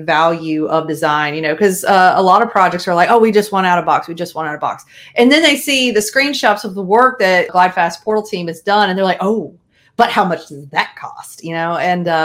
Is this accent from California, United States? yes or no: no; Raleigh, North Carolina, United States; I'm originally from the Raleigh area, North Carolina